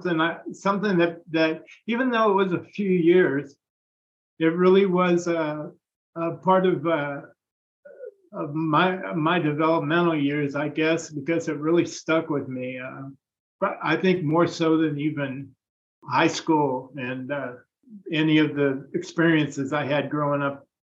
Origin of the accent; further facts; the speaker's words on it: Vallejo, California, United States; also born or lived in San Francisco; Right. Yeah, I was from Vallejo. I didn't meet Michael until I'd moved to San Francisco.